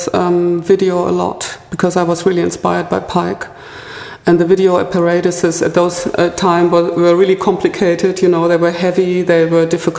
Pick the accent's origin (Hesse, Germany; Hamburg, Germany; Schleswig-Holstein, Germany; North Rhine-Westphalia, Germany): North Rhine-Westphalia, Germany; Ruhr area; also born or lived in Freiburg; now in Berlin, Germany; I grew up in the Ruhr area, which is a little bit like Manchester, Liverpool, a very densely populated area with coal mining, car industry and steel industry